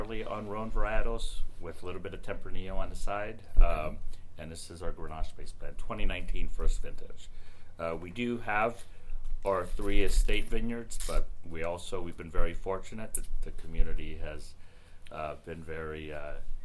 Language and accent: English; Brentwood, California, United States; Small farming town called Brentwood, Northern California, Brentwood